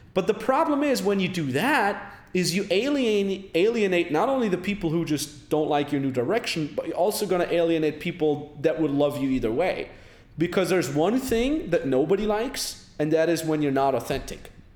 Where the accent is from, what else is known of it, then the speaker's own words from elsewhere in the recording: Austria; my hometown in austria